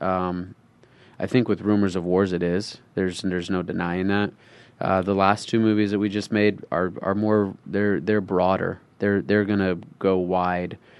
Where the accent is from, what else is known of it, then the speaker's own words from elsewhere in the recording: Phoenix, Arizona, United States; I'm from Phoenix